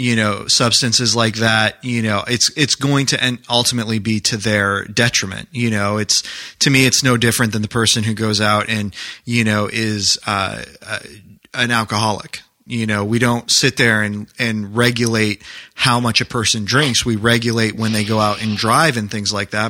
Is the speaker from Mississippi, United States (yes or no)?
no; New Hampshire, United States; moved away; I grew up in New Hampshire, so I grew up skiing and sledding